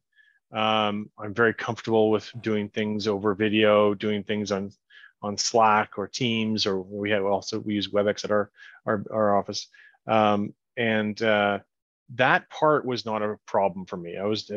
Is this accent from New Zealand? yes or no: no; Kelowna, British Columbia, Canada; the people I know in my hometown